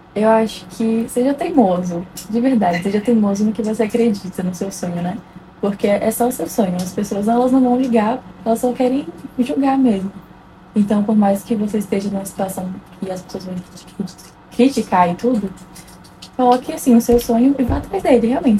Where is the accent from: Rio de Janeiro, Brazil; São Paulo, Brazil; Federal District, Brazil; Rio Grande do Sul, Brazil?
Federal District, Brazil; Brasília; tenho 19 anos, sou de Brasília